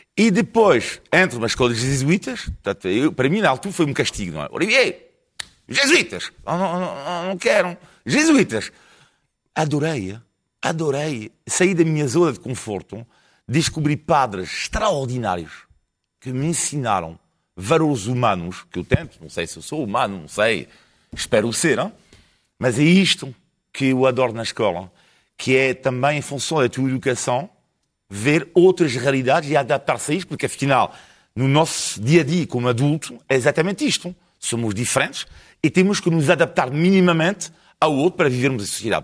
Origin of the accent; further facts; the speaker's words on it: France; Portuguese is a second language; now in Portugal; sou francês, franco italiano